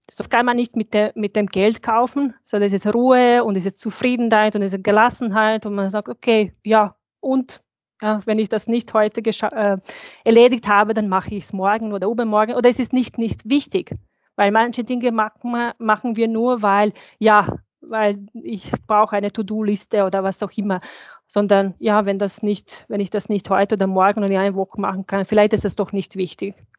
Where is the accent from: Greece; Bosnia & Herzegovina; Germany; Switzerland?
Bosnia & Herzegovina; German is a second language; moved away as an adult; also born or lived in Sarajevo; now in Austria; ich bin 1987 geboren, ich bin in Bosnien geboren, also ich habe ähm, Krieg überlebt